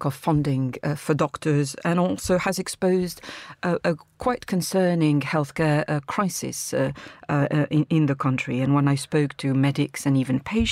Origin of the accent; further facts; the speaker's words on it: France; moved away; my home country of France.